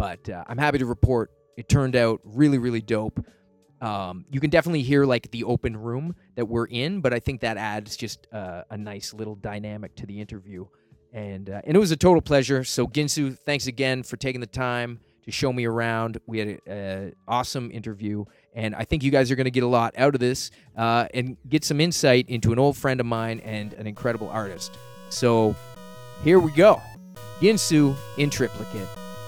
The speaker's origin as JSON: {"language": "English", "town": "Dartmouth", "region": "Nova Scotia", "country": "Canada", "tie": "born or raised there", "said": "So growing up in Dartmouth, Nova Scotia, born and raised, we met in Halifax probably mid-90s"}